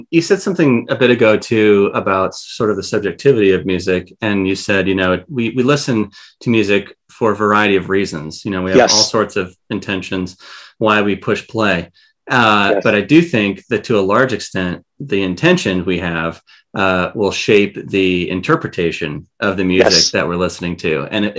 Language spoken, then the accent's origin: English; Iowa, United States; well, I'm from Iowa, so that's given.